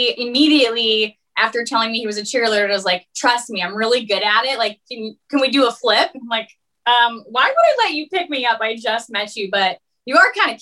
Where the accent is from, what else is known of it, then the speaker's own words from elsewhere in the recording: West Des Moines, Iowa, United States; I'm originally from West Des Moines.